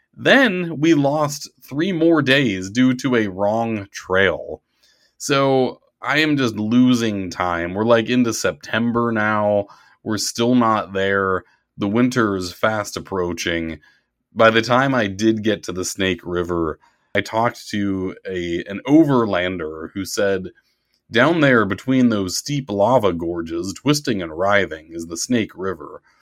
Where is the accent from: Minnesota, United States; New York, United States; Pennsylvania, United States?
Pennsylvania, United States; Pittsburgh; Pittsburgh, to my hometown